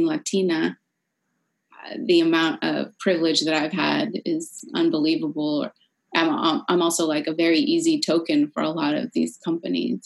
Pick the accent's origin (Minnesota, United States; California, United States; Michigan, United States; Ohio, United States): California, United States; San Francisco; moved away; From my hometown in San Francisco